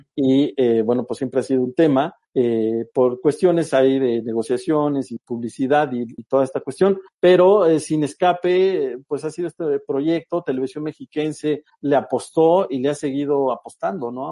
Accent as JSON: {"language": "Spanish", "region": "State of Mexico", "country": "Mexico", "tie": "born or raised there", "also_born_or_lived": "Tamaulipas", "said": "a los seis años nos venimos a la Ciudad de México, bueno, más bien al Estado de México"}